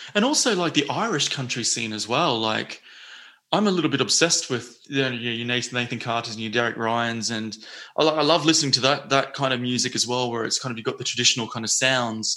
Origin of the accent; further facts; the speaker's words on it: North Queensland, Australia; moved away as an adult; also born or lived in Sydney, Australia; now in London, United Kingdom; I'm from North Queensland